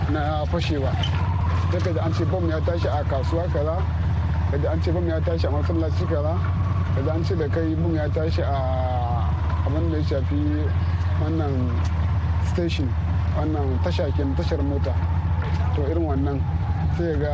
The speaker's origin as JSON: {"language": "Hausa", "region": "Kano State", "country": "Nigeria", "moved": "as an adult", "lives_now": "Ghana", "said": "na fito daga jihar Kano."}